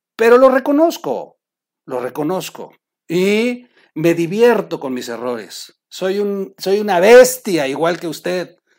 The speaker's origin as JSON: {"language": "Spanish", "country": "Mexico", "also_born_or_lived": "Oaxaca", "said": "como buen mexicano, Chihuahua."}